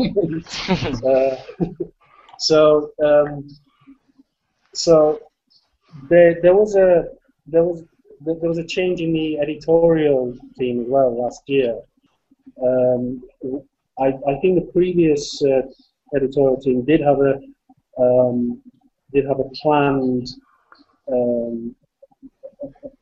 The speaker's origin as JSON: {"language": "English", "region": "England", "country": "United Kingdom", "said": "I'm an English man, so I don't write in Swedish or anything like that."}